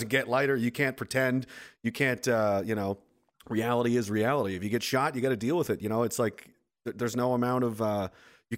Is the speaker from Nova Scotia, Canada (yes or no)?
yes; Nova Scotia, Canada; moved away as an adult; now in Saskatoon, Canada; I am from Nova Scotia. I'm currently in Saskatoon area